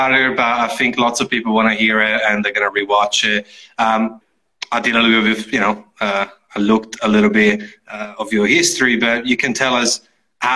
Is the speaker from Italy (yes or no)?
yes; Italy; English is a second language; moved away as an adult; also born or lived in Sydney, Australia; now in Melbourne, Australia; I'm from the Alps. Basically, I'm on the border between Italy and Austria, you know, where Garda Lake is